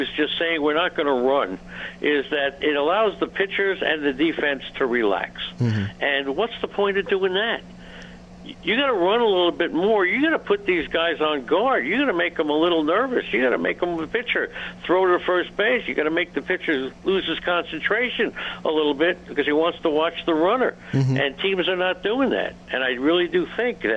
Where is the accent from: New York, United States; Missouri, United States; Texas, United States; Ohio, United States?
New York, United States; New York City; I remember as a kid growing up in Queens, New York